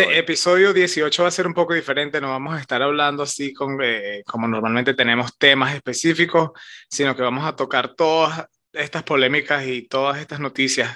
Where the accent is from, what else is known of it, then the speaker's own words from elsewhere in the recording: Venezuela; nosotros somos venezolanos